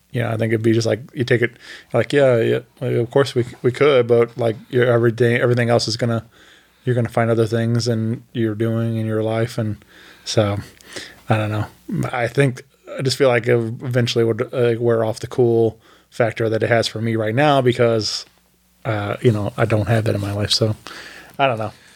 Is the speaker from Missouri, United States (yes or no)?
yes; Wentzville, Missouri, United States; Wentzville is my hometown r, where I went to school